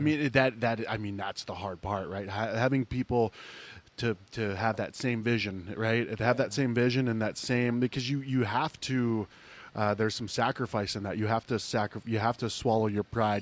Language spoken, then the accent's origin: English; Ohio, United States; moved away; I grew up in Ohio